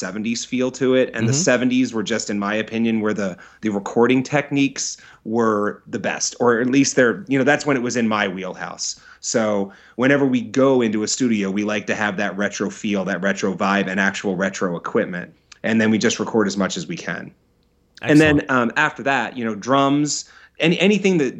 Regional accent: Philadelphia, Pennsylvania, United States; moved away as an adult; also born or lived in Los Angeles area; now in Los Angeles, United States; I'm from Philadelphia, I moved out to the LA area from Philadelphia about 3 years ago.

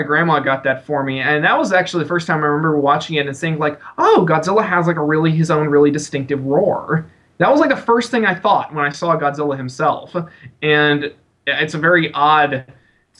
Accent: San Antonio, Texas, United States; now in Austin, United States; I was born and raised in San Antonio and living in Austin

